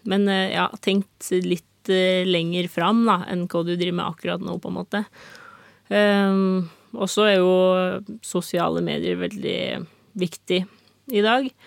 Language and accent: Norwegian; Norway; Men jeg skal jo liksom ikke forstyrre naboen her hjemme i Norge.